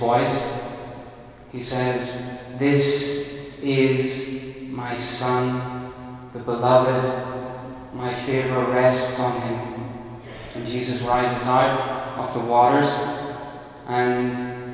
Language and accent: English; Northern Ireland, United Kingdom; moved away as an adult; now in France; I'm an Irishman. I come from the north of Ireland